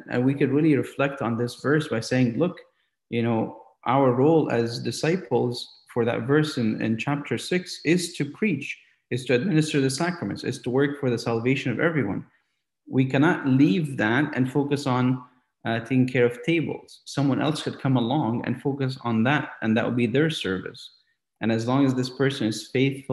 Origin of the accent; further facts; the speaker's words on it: St. Catharines, Ontario, Canada; growing up in St. Catharines, Canada, St. Catharines, Ontario, Canada